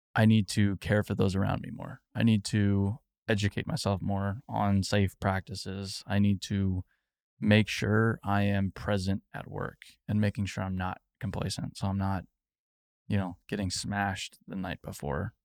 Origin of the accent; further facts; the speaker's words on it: Phoenix, Arizona, United States; I grew up in Phoenix